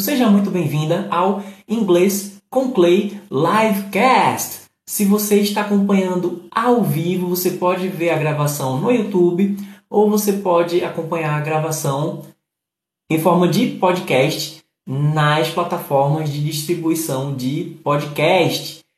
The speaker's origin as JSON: {"language": "Portuguese", "region": "Pernambuco", "country": "Brazil", "said": "eu sou de Pernambuco"}